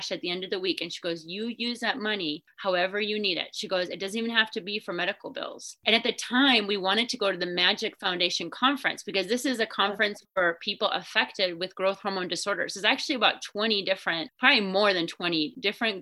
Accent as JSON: {"language": "English", "region": "Minnesota", "country": "United States", "tie": "born or raised there", "said": "I grew up in Minnesota"}